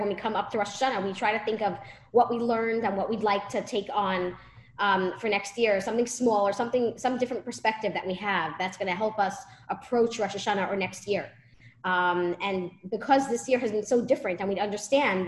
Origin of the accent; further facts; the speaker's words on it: New York City, New York, United States; moved away; I grew up in Brooklyn, okay? I lived there for 20 years